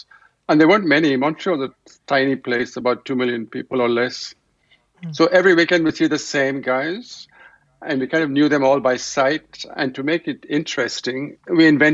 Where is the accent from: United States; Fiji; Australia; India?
India; Delhi; moved away; also born or lived in Canada; I grew up in Delhi at a time really like just when TV just about arrived